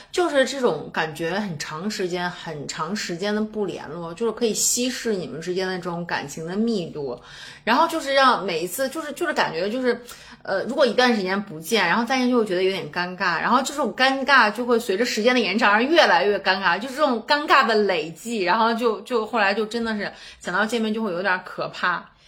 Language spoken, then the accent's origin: Chinese; Baoji, Shaanxi, China; moved away as an adult; also born or lived in Wuhan; now in Xi'an, China; 我小的时候是在，是在宝鸡，然后上的学，然后那个时候就是高中以前吧，所有的朋友其实都在那儿